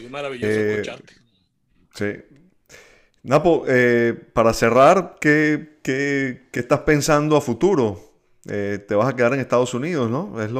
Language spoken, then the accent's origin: Spanish; Caracas, Capital District, Venezuela; moved away; llegué yo desde Caracas siendo un muchacho con una mochila, eh, aspirante a periodista.